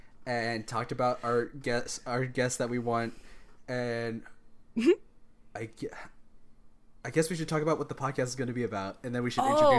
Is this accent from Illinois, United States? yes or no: no; Texas, United States; I am 29 from Ooh. Texas